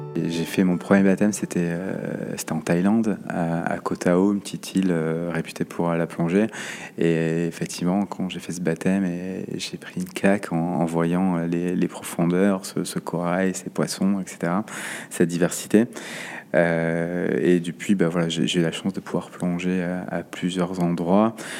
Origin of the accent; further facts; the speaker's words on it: Saint-Jean-de-Luz, Nouvelle-Aquitaine, France; moved away as an adult; also born or lived in Paris; now in Bordeaux, France; Pays Basque, j'ai grandi à Saint-Jean-Luz